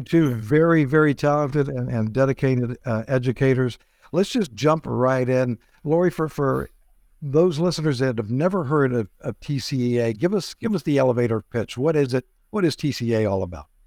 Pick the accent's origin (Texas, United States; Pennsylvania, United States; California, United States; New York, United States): Texas, United States; San Antonio; my hometown, beautiful San Antonio, Texas